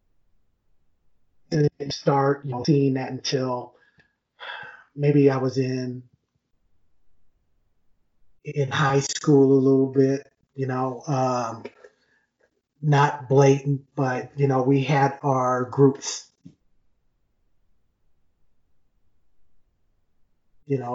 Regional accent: Akron, Ohio, United States; now in Colorado Springs, United States; I live in Colorado Springs now, but I was born and raised in Akron, Ohio

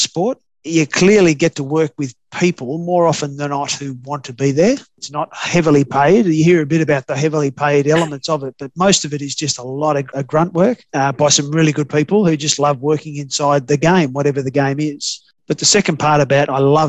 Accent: Australia; I'm an Australian still

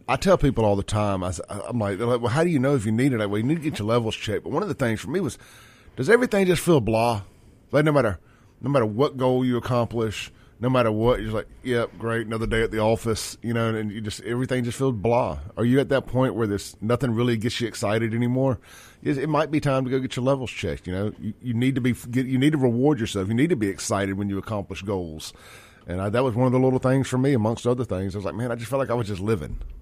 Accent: Jackson, Mississippi, United States; now in Brandon, United States; I grew up in South Jackson

